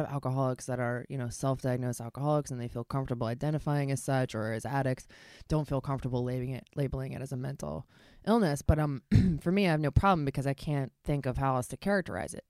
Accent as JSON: {"language": "English", "town": "Baltimore", "region": "Maryland", "country": "United States", "tie": "born or raised there", "said": "I grew up in Baltimore"}